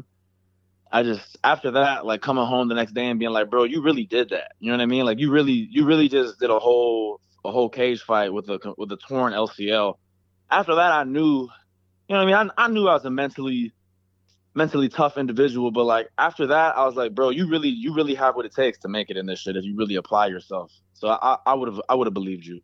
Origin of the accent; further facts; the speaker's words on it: Chicago, Illinois, United States; moved away; I'm from Chicago